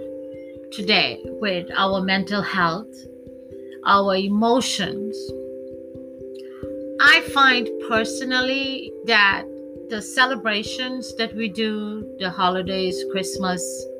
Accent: Trinidad & Tobago; Growing up in Trinidad, my religion is Hindu

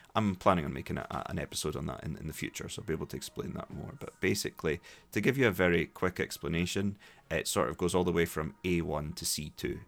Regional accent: Dundee, Scotland, United Kingdom; accent: Scottish; also born or lived in Glasgow; was born in Dundee, grew up in Dundee, went to school there.

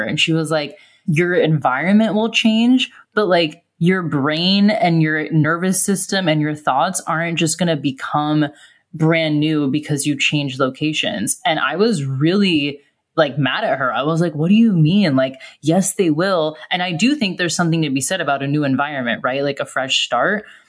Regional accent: United States; moved away as an adult; also born or lived in Australia; I was an American living in Australia and nannying

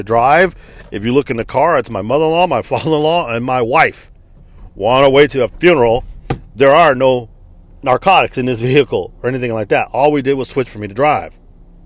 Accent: Texas, United States; I am from the United States of America, sir. I was born here in the state of Texas

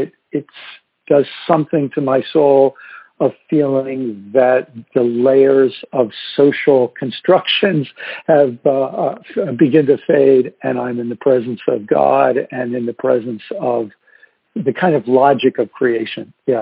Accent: Olean, New York, United States; born there; I was born in upstate New York, a little town called Olean, which is the home of St. Bonaventure University and the American Standard Toilet Company.

